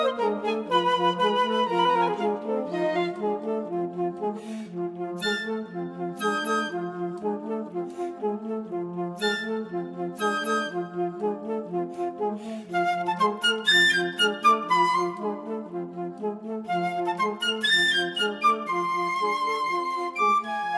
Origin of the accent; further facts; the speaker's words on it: London, United Kingdom; accent: London; my London accent